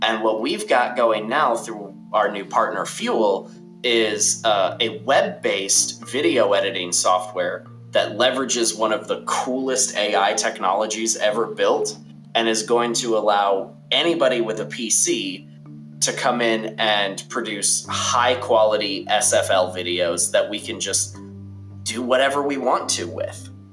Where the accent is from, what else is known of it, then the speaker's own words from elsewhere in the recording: Wisconsin, United States; moved away as an adult; now in Alabama, United States; I grew up in Wisconsin, but then I joined the military, and I've kind of been bounced around since then. I'm in Alabama now